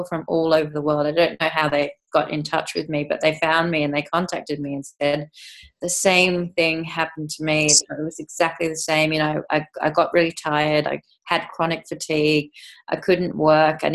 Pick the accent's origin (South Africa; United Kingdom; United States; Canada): United Kingdom; England; moved away; I was actually born in England, so I'm English